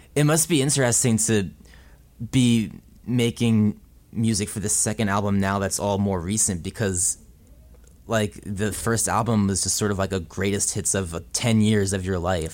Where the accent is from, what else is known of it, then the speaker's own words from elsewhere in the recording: New Jersey, United States; also born or lived in Williamsburg, Brooklyn; now in Brooklyn, United States; I grew up in New Jersey